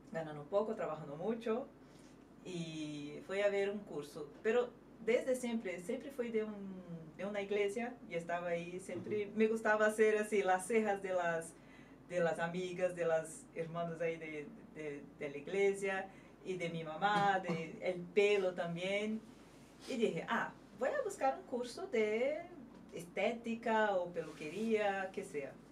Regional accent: Espírito Santo, Brazil; Spanish is a second language; moved away as an adult; now in Madrid, Spain; soy de Brasil, soy de Espírito Santo. Capichaba. Mm, capixaba.

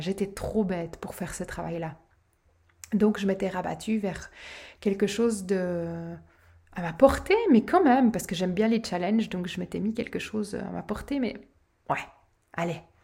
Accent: Switzerland; chez nous, en Suisse

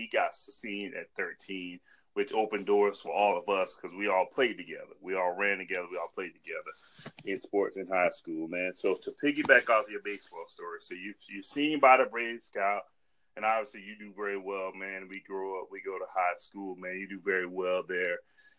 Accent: Holly Hill, South Carolina, United States; I grew up in Hollow Hill, which is the greatest small town ever, man.

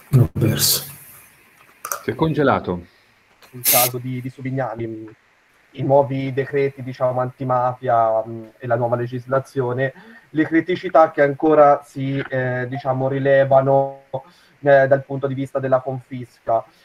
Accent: Siena, Tuscany, Italy; sono di Siena

